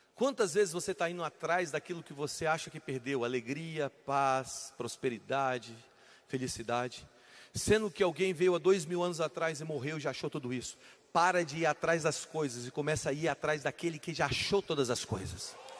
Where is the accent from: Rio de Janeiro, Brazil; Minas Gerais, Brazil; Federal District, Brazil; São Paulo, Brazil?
Federal District, Brazil; Brasília; Eu sou de Brasília